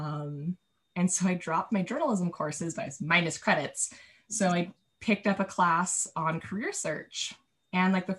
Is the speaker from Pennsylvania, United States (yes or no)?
no; Carlsbad, California, United States; also born or lived in Prescott, Arizona; I ended up at Legoland, California, in my hometown